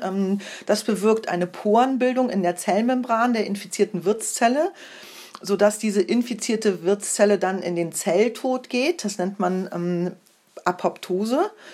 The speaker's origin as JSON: {"language": "German", "country": "Germany", "said": "bei uns in Deutschland"}